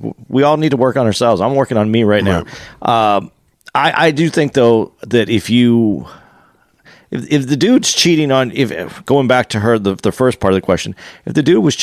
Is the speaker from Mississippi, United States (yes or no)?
no; Tucson, Arizona, United States; I'm from Tucson, Arizona